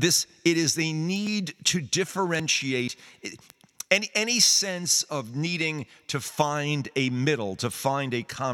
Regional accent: New York City, New York, United States; It was part of the larger thing of being a New Yorker.

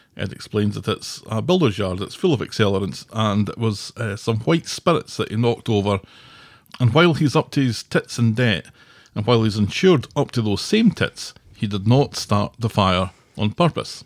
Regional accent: Scotland, United Kingdom; moved away; I'm Scottish.

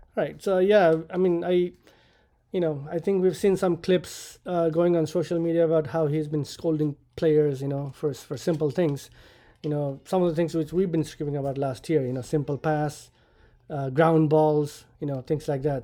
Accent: Nepal; now in United States; I immigrated to the U S from Nepal

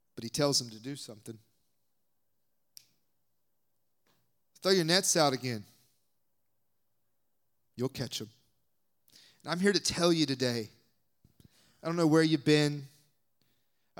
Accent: the South, United States; I'm from the South

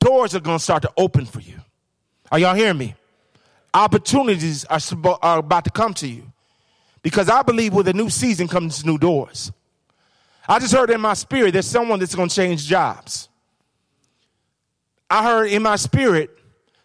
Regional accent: Chicago, Illinois, United States; I'm from Chicago.

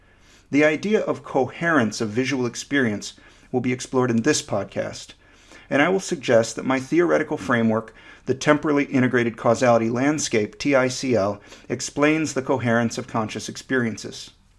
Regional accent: Michigan, United States; moved away as an adult; also born or lived in Florida; Growing up in Michigan, I had no real sense of the place, of what it meant to be from Michigan rather than, say, North Carolina or Nicaragua. I moved to Central Florida at the age of 19

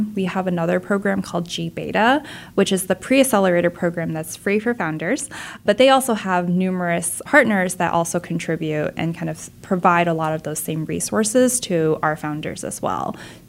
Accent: Silicon Valley, California, United States; moved away as an adult; also born or lived in Tulsa, Oklahoma; now in Oklahoma City, United States; I grew up in Silicon Valley, which is kind of the heart of the startup development.

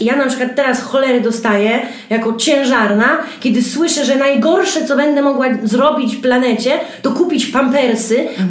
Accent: Białystok, Podlaskie Voivodeship, Poland; ja jestem z Stoku, mamy pod Stokiem działkę na naszym kochanym Podlasiu

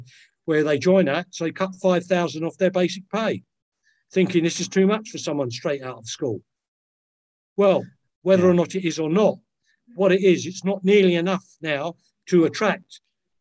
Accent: London, United Kingdom; I was from Lewisham

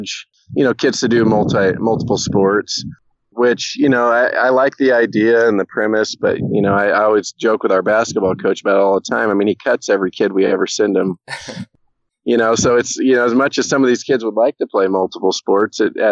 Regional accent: Corvallis, Oregon, United States; I'm kind of born and raised in the Corvallis / Philomath, Oregon area

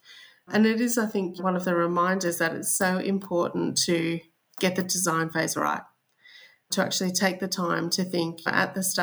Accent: Australia; accent: Australian; I'm sure they'll be able to tell by my accent that I'm Australian.

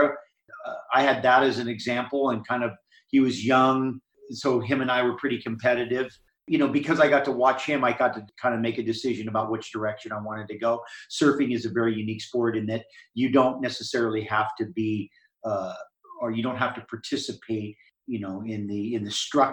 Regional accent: Hawaii, United States; I grew up in Hawaii and was in the ocean from not far after I could walk.

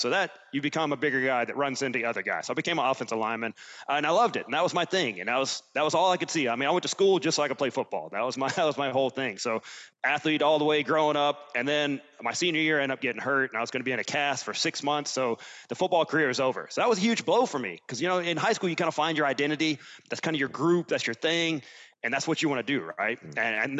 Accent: Alabama, United States; also born or lived in Germany / Virginia / Ireland; You know, I'm from Alabama. We moved around a little bit, lived in Germany for a couple of years.

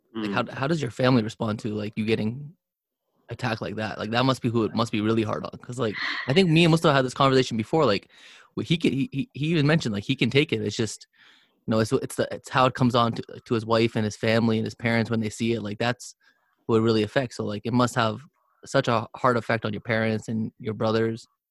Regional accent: Canada; first language English; I was born in Canada.

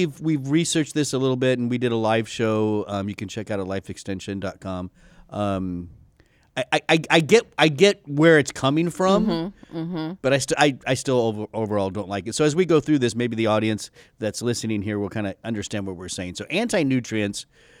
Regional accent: Texas, United States; Oh, I'm from Texas. Yes. Yeah. I hide my accent.

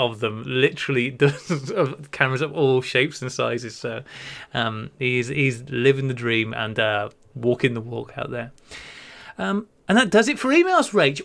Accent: Wales, United Kingdom; I grew up in Wales

